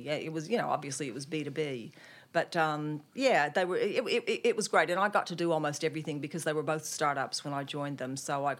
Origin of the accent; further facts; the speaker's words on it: Nashville, Tennessee, United States; also born or lived in Germany; now in Australia; Well, I'm from Nashville, Tennessee, but kind of by way of the US Army. My dad was actually a career Army officer in the US Army